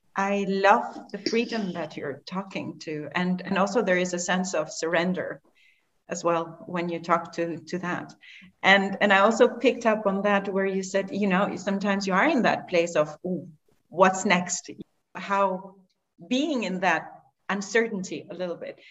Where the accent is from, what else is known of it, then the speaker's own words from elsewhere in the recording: Albania; moved away; I'm originally from Albania